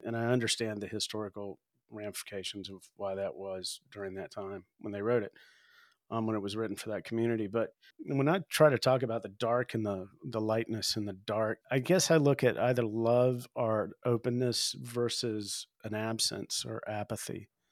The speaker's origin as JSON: {"language": "English", "region": "the South", "country": "United States", "tie": "born or raised there", "moved": "yes", "lives_now": "Spearfish, United States", "said": "I grew up in the South"}